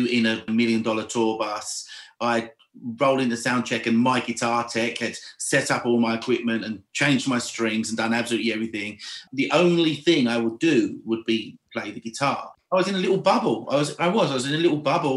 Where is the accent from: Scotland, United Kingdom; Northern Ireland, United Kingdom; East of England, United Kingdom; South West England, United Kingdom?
East of England, United Kingdom; Essex; moved away as an adult; now in Nashville, United States; I'm from Essex in England.